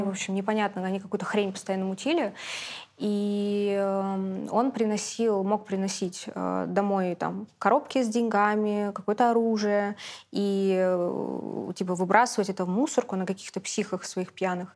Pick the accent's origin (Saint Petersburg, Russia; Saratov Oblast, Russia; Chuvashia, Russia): Saint Petersburg, Russia; я родилась, выросла в Питере